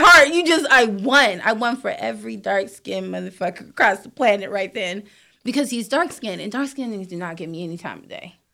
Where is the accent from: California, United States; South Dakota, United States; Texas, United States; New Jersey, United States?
California, United States; San Diego; also born or lived in Atlanta; I'm from San Diego by way of Atlanta